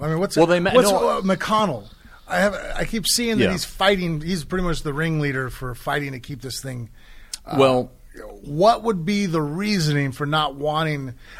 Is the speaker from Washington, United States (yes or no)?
no; Chicago, Illinois, United States; I came from Chicago. This is Chicago.